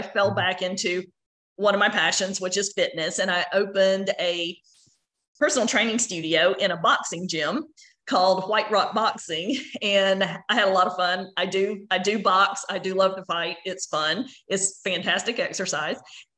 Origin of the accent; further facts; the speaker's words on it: Athens, Georgia, United States; moved away as an adult; also born or lived in Knoxville, Tennessee; now in Dripping Springs, United States; I was born and raised in Athens, Georgia, and I went to the University of Georgia both for my undergraduate and graduate degrees.